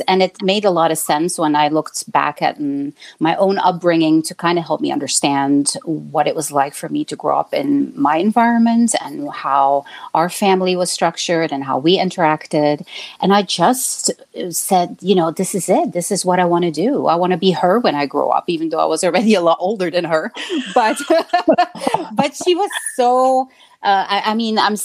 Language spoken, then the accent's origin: English; Belgium; moved away as an adult; now in Chicago, United States; I was born and raised in Belgium and came to the United States when I was nearly 30 years old